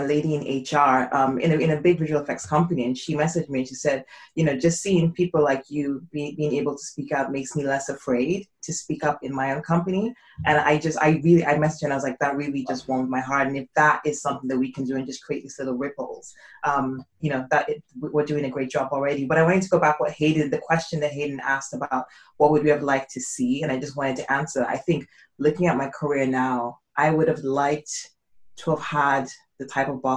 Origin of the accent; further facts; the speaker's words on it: Nigeria; I grew up probably in Nigeria